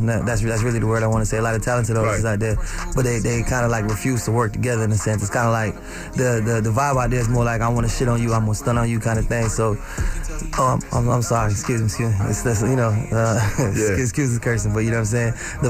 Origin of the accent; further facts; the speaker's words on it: Broward County, Florida, United States; I'm from Broward County